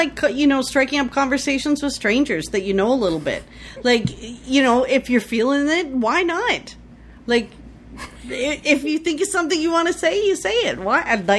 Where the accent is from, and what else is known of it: Canada